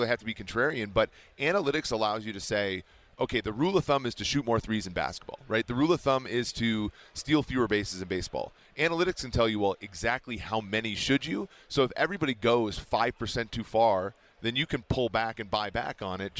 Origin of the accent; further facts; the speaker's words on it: Minnesota, United States; I'm from Minnesota. I'm basically Canadian.